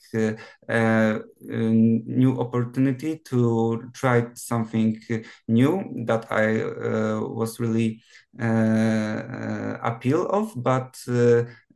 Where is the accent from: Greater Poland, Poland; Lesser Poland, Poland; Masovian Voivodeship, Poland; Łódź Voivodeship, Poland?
Greater Poland, Poland; Gniezno; English is a second language; also born or lived in Promienko, Poland; now in Poznan, Poland; I'm not entirely from Poznan. I was born in Gniezno